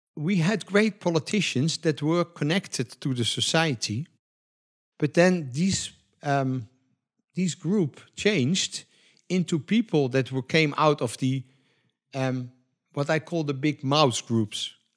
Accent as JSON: {"language": "English", "country": "Netherlands", "said": "we are from Europe, especially in Holland"}